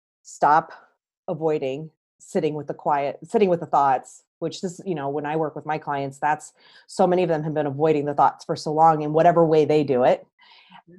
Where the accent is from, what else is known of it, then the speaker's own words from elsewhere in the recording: St. Louis, Missouri, United States; moved away as an adult; back to where I grew up here in St. Louis